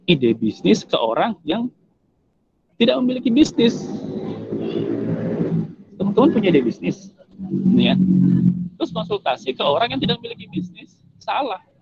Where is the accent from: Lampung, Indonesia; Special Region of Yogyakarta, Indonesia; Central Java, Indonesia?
Central Java, Indonesia; Cilacap; saya aslinya Cilacap saya dari Cilacap